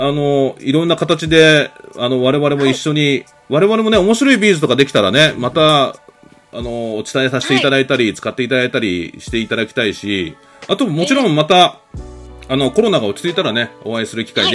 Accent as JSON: {"language": "Japanese", "region": "Nara", "country": "Japan", "tie": "born or raised there", "accent": "Kansai", "said": "あの、関西弁も両方いけるんで、まう僕、奈良育ちなんでね、今、ちょっと、ふと、あれ急に関西弁出てきたと思って。"}